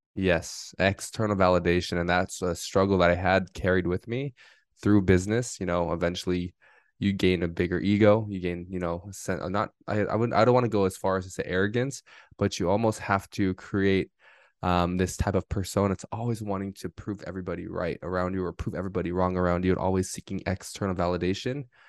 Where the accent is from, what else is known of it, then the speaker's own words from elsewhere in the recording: Southern California, United States; I grew up here in Southern California, my entire life